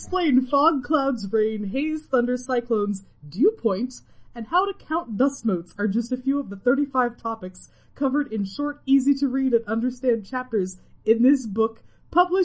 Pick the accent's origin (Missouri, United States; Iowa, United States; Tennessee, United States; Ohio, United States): Iowa, United States; moved away; my hometown is in Iowa